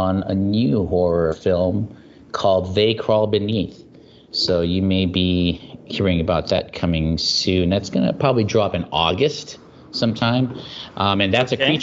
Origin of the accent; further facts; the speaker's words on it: United States; I'm Asian American, and I'm specifically Filipino American